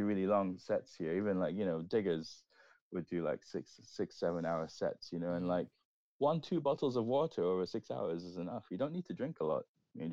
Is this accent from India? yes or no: no; Singapore; moved away as an adult; also born or lived in London, United Kingdom; now in Berlin, Germany; I grew up raving in Singapore.